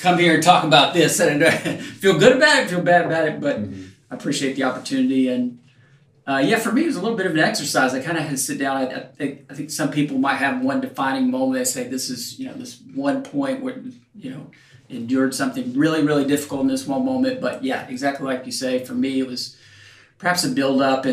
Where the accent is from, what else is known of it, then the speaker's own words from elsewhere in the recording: Knoxville, Tennessee, United States; moved away; also born or lived in Memphis, Tennessee / Nashville, Tennessee / Washington, D.C.; I grew up in Knoxville